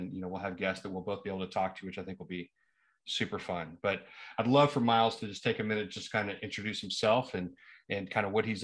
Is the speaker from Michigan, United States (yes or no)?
no; Springfield, Missouri, United States; moved away; I grew up in Springfield, kind of Republic area